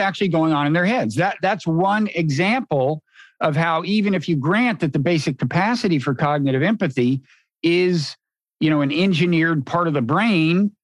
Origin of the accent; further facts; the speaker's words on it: United States; Being an American